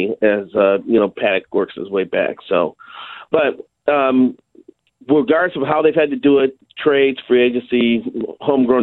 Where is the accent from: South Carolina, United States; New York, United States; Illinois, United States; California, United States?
Illinois, United States; Chicago; moved away; I grew up in Chicago